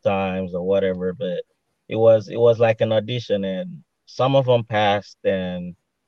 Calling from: Houston, Texas, United States

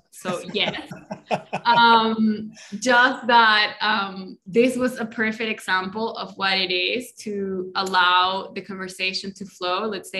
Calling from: Colombia; first language Spanish; English is a second language; I'm in Colombia. I didn't say that at the beginning, but I'm in Colombia and my native language is Spanish, in case you didn't notice, with my accent.

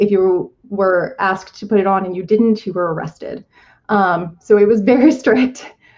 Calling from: Blacksburg, Virginia, United States; So I'm calling from Blacksburg, Virginia, which is in the southwestern part of Virginia and very much rural compared to Northern Virginia or the places that people think about, like Richmond

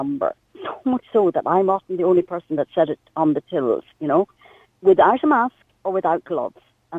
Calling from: Clifden, west of Ireland, Ireland; I'm calling you from Clifton. In the west of Ireland

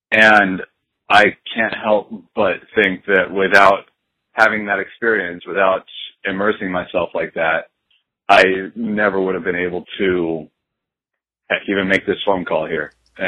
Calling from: Tucson, Arizona, United States; calling from Tucson.

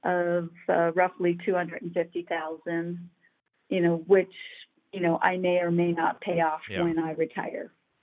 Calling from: Loveland, Colorado, United States; from Loveland, Colorado.

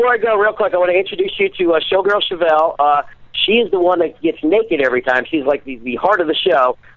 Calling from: Poplar Bluff, Missouri, United States; we are calling from, believe it or not, Poplar Bluff, Missouri.

